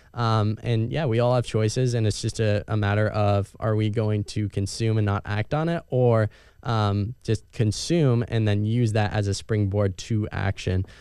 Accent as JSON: {"language": "English", "town": "Erie", "region": "Pennsylvania", "country": "United States", "tie": "born or raised there", "said": "growing up in Erie, Pennsylvania"}